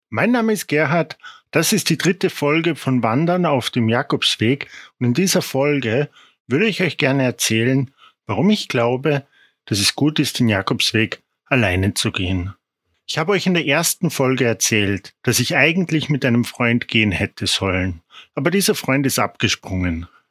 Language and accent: German; Salzburg, Austria; Ich komme aus Salzburg